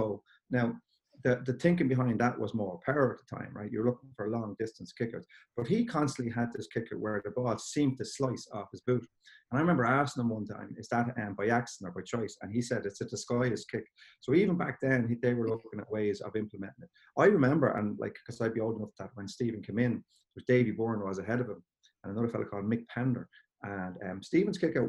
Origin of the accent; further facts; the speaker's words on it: Balbriggan, Leinster, Ireland; moved away as an adult; also born or lived in County Louth; I'm from Balbriggan originally, so I was always kind of knocking around a few Dublin underage teams